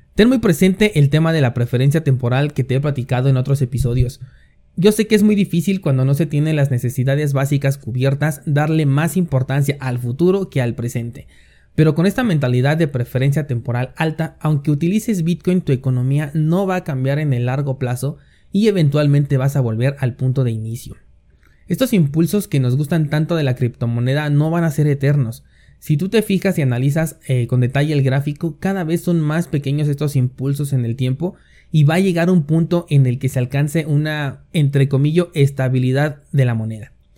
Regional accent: Mexico; la mayoría somos mexicanos

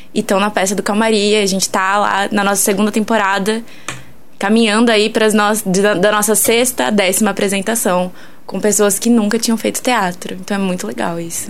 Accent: interior of São Paulo, Brazil; moved away as an adult; now in São João del-Rei, Brazil; eu venho do interior de São Paulo e aí lá eu atuava num grupo de, desde assim de criança

